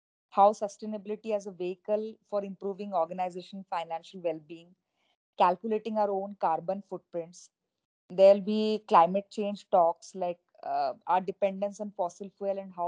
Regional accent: Odisha, India; I intend to come back and work for my home state, Odisha

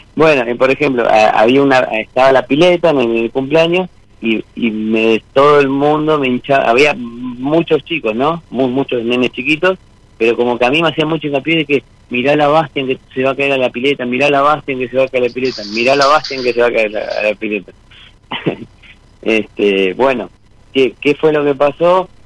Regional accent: Monte Grande, Buenos Aires Province, Argentina; Soy de Monte Grande, zona

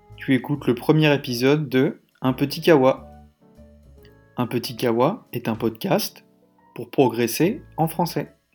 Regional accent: Paris, Île-de-France, France; Je suis né à Paris

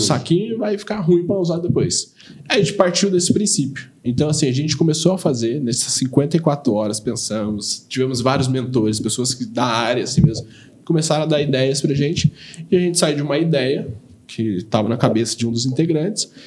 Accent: Taubaté, São Paulo, Brazil; Eu sou nascido, criado em Taubaté

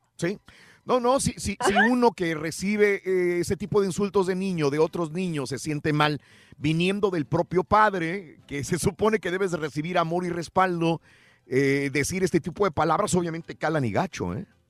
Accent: Mexico; first language Spanish; now in United States; mi México querido

